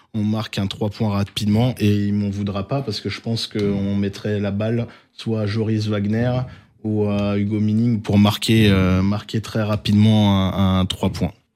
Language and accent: French; Alsace, Grand Est, France; en tant qu'Alsacien